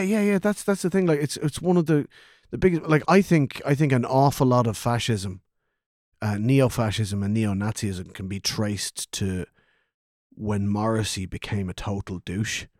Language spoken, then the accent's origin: English; Kildare, Leinster, Ireland; I'm not from Dublin, I'm from Selborge